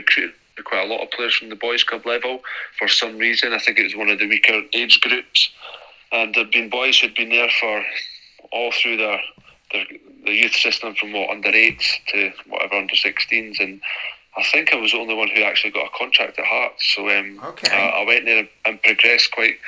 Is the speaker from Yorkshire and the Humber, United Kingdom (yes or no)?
no; Edinburgh, Scotland, United Kingdom; moved away as an adult; born and bred in Edinburgh